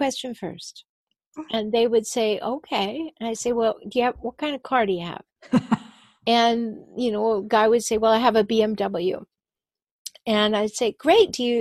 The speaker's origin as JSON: {"language": "English", "area": "Vancouver Island", "region": "British Columbia", "country": "Canada", "tie": "born or raised there", "said": "I was born on Vancouver Island"}